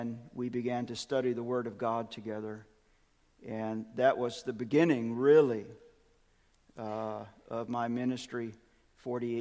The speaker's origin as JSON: {"language": "English", "town": "Birmingham", "region": "Alabama", "country": "United States", "tie": "born or raised there", "moved": "yes", "said": "Grew up, in Birmingham, born and raised in Birmingham."}